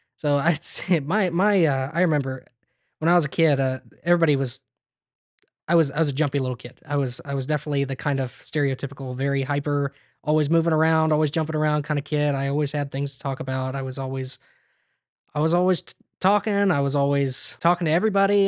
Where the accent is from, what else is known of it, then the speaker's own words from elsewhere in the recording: Ontario, Ohio, United States; also born or lived in Bluffton, Ohio / Crestline, Ohio; I was born in Bluffton, Ohio